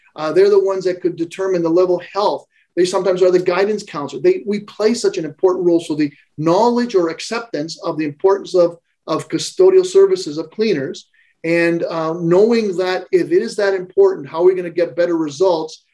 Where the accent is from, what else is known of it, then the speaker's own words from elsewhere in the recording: Canada; I'm a Canadian.